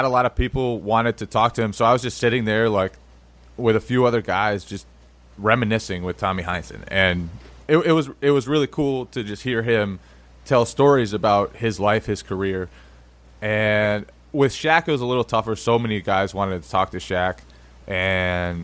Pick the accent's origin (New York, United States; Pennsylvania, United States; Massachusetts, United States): Massachusetts, United States; near Springfield; I grew up right near Springfield.